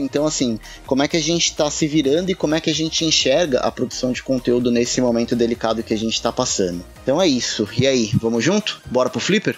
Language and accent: Portuguese; São Paulo, Brazil; eu sou de São Paulo